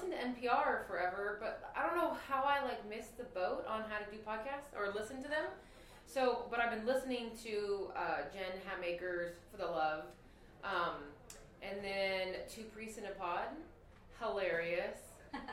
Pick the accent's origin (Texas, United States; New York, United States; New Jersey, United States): Texas, United States; Houston; And it was not, I was from Houston.